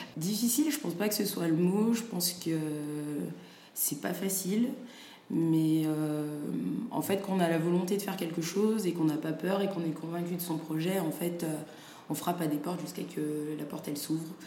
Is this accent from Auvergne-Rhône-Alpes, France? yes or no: yes; Saint-Étienne, Auvergne-Rhône-Alpes, France; also born or lived in Dakar, Senegal; j'ai grandi à Saint-Étienne, au euh, Sénégal euh, les étés.